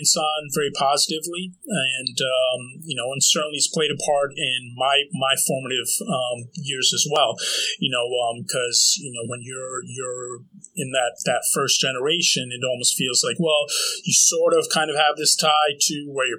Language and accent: English; northern New Jersey, United States; moved away as an adult; also born or lived in New Brunswick, Canada / Toronto, Canada / Santa Cruz, California; moved to New Jersey right around kindergarten age. And for the most part, grew up in northern Jersey